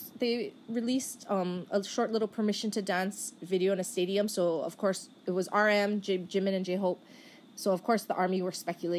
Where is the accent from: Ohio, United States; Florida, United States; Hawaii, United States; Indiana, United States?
Hawaii, United States; I am from Hawaii. 저는 하와이에서 왔어요.